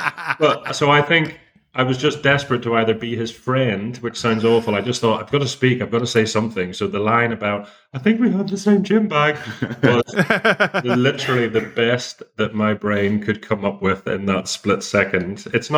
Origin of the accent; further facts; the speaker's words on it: Belfast, Northern Ireland, United Kingdom; also born or lived in London; I'm from Belfast originally. I was living in London for 18 years